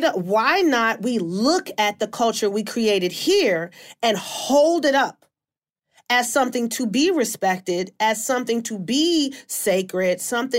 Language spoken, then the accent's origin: English; Washington, District of Columbia, United States; moved away; I'm from Washington, D.C. Originally